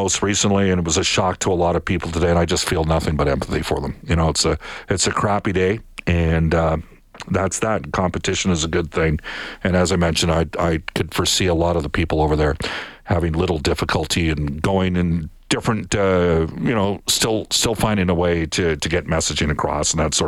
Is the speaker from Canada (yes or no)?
yes; Edmonton, Alberta, Canada; growing up in Edmonton